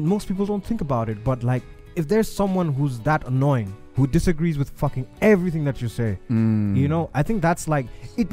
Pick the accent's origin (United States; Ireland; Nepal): Nepal; moved away; also born or lived in United Kingdom; Me being in Nepal, it was pretty new to me.